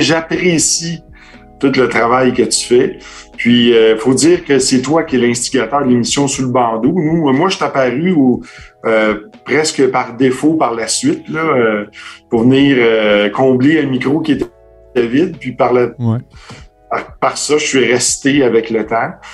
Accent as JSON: {"language": "French", "region": "Quebec", "country": "Canada", "said": "notre petit accent un petit peu comique"}